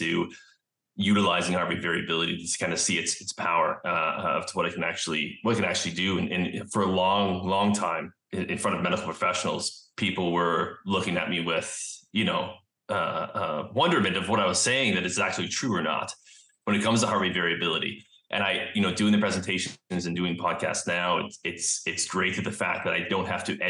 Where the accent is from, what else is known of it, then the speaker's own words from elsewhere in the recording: Vancouver, British Columbia, Canada; also born or lived in Pennsylvania; I'm from Vancouver, Canada, and I came back home here